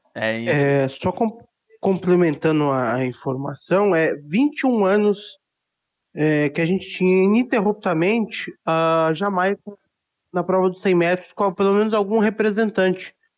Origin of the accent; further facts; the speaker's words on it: Osasco, São Paulo, Brazil; eu sou de Osasco